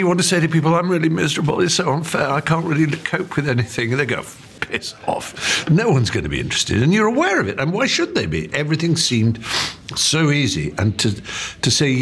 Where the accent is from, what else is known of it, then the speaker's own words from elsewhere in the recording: England, United Kingdom; the speech patterns and references that I would make as an English